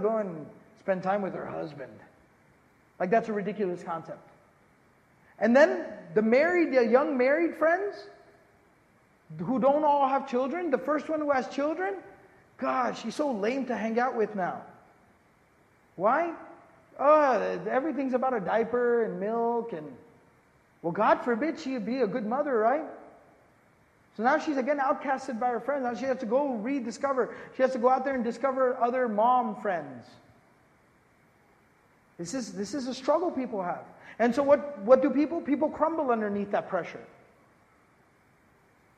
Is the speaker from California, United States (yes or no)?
no; Dallas, Texas, United States; moved away; I was born and raised in Dallas, Texas